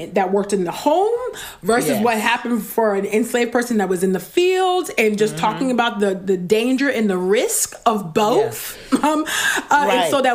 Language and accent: English; California, United States; a dark-skinned Black girl born and raised in California